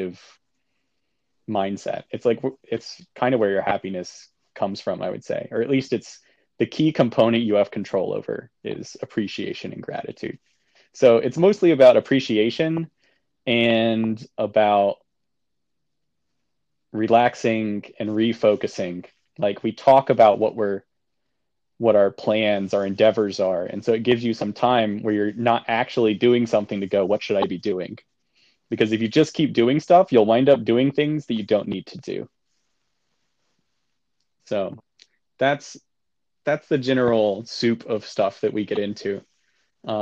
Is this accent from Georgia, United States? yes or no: yes; Georgia, United States; moved away as an adult; also born or lived in North Carolina / New Jersey; She grew up in Kentucky and I grew up in Georgia.